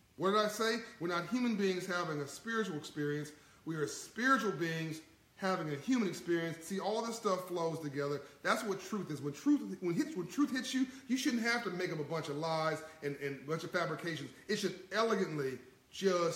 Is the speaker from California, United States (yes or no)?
yes; Compton, California, United States; I came from Compton, California, in South Central